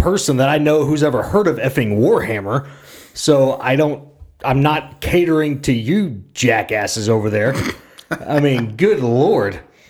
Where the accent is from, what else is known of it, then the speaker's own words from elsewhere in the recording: Oklahoma, United States; we're from Oklahoma.